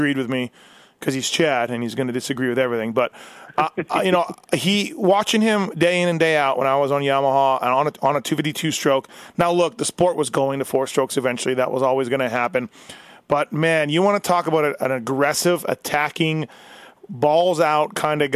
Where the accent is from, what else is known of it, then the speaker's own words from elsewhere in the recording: Canada; moved away as an adult; now in United States; I've been almost living down here longer than I have, you know, grew up in Canada